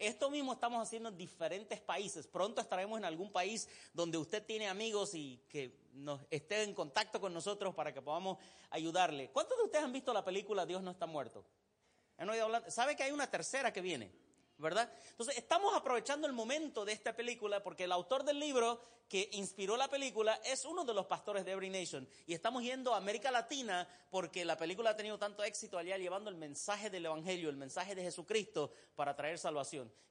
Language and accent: Spanish; Santa Cruz, Bolivia; accent: cruceño; now in United States; Si hay alguien aquí de Bolivia, va a darse cuenta que mi acento es bien cruceño.